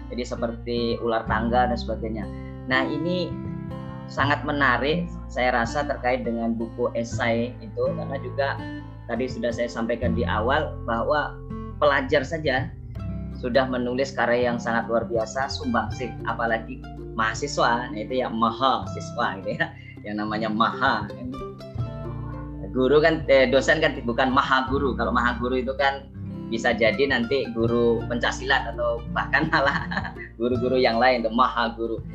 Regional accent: Riau, Indonesia; born there; Jauh tadi sampaikan ayah Ponorogo Jawa Timur, ibu Tulung Agung Jawa Timur. Jadi dari Timur Timur. Jadi jauh. ya meskipun lahir di Riau.

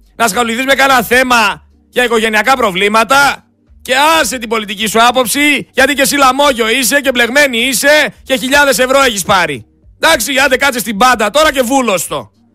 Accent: Greece; σαν Έλληνας πολίτης

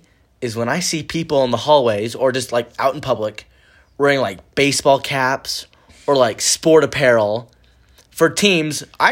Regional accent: Provo, Utah, United States; also born or lived in American Fork, Utah; born and raised Provo, Utah, baby, 801.

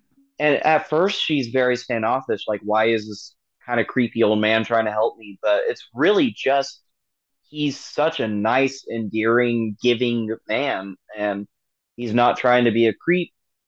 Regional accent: Oklahoma, United States; I'm from Oklahoma

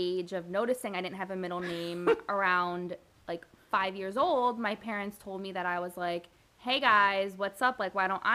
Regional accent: Long Branch, New Jersey, United States; also born or lived in Asbury Park, New Jersey; I grew up in New Jersey

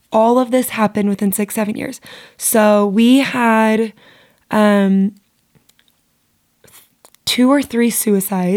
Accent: St. George, Utah, United States; also born or lived in Las Vegas, Nevada / Springville, Utah; my neighborhood growing up in St. George was definitely cursed

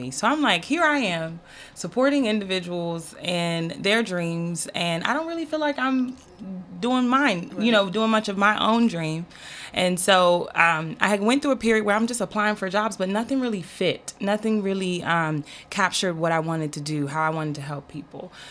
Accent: Washington, District of Columbia, United States; also born or lived in Maryland; so I've been in the DMV my entire life, good and bad thing.

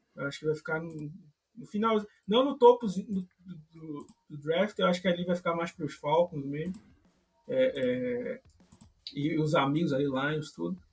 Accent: Recife, Pernambuco, Brazil; Se vocês perceberam aí meu sotaque, eu não sou do, do sul, né? Sou, sou aqui de, de, de Recife.

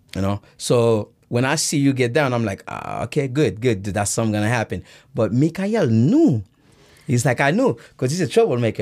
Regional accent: Irvington, New Jersey, United States; first language Haitian Creole; English is a second language; also born or lived in Haiti; I grew up in Irvington, went to Irvington High

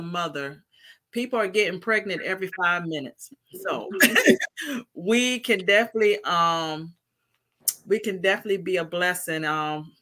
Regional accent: Virginia, United States; I am from Virginia

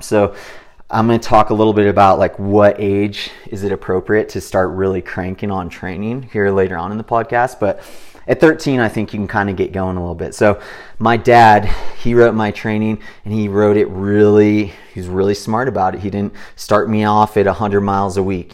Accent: Big Bear Lake, California, United States; growing up in Big Bear Lake

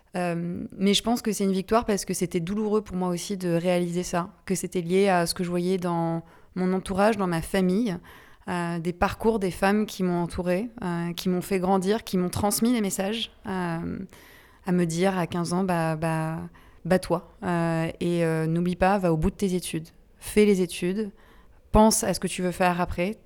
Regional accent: Brittany, France; Je suis bretonne, comme mon prénom l'indique

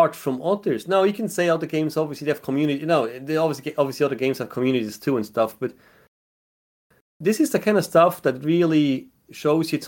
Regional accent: Switzerland; English is a second language; moved away; I grew up in Switzerland

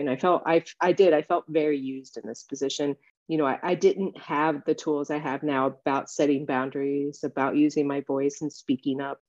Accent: West Virginia, United States; Growing up in West Virginia, it's a natural resource state.

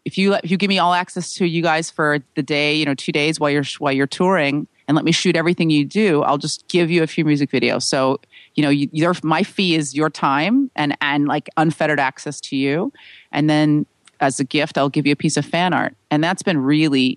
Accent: San Francisco, California, United States; my hometown of San Francisco

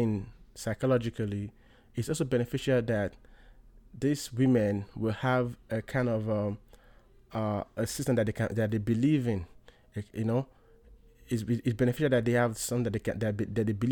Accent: Nigeria; moved away as an adult; now in United States; I was born in Nigeria. I was raised in Nigeria

